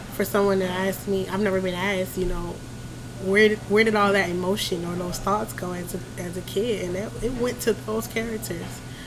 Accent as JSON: {"language": "English", "town": "Philadelphia", "region": "Pennsylvania", "country": "United States", "tie": "born or raised there", "moved": "yes", "lives_now": "Augusta, United States", "said": "I was born in Philadelphia."}